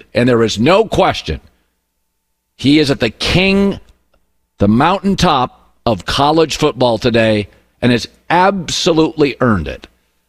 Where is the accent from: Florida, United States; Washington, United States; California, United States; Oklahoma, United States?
Washington, United States; Pacific Northwest; I grew up there in the Pacific Northwest.